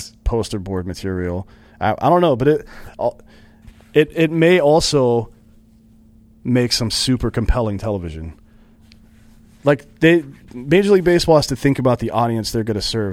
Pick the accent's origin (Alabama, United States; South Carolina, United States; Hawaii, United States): South Carolina, United States; near Anderson; That was, that was uh, near my hometown.